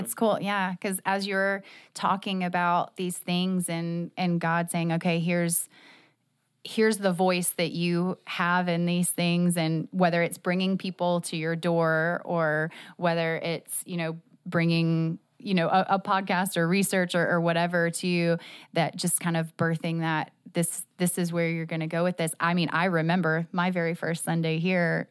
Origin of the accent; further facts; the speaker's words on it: Jacksonville, Florida, United States; I am a Jacksonville native